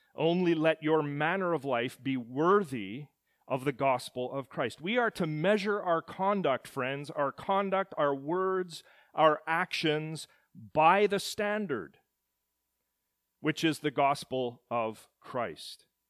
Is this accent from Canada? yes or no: yes; Edmonton, Alberta, Canada; At the moment of my birth in the city of Edmonton in February of nineteen seventy, I became a citizen of Canada